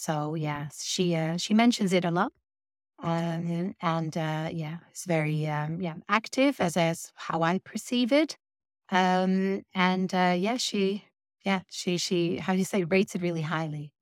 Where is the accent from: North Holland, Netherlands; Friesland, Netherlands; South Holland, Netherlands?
Friesland, Netherlands; English is a second language; moved away as an adult; now in United Kingdom; I'm originally from Holland